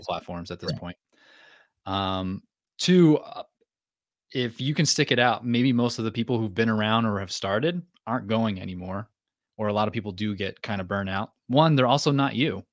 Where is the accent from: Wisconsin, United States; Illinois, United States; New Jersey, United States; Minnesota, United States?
New Jersey, United States; moved away as an adult; also born or lived in North Carolina; now in Maine, United States; I'm from New Jersey, she's from Maine. I didn't want to move back to New Jersey, so Maine was the answer